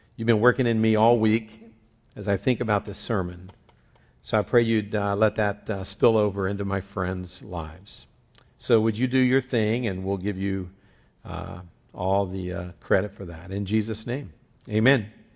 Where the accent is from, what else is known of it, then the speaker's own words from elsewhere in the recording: West Virginia, United States; where I grew up in West Virginia